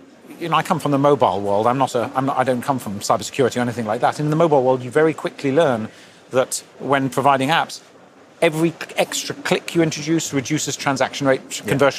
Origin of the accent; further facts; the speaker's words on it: London, United Kingdom; I was born and brought up in London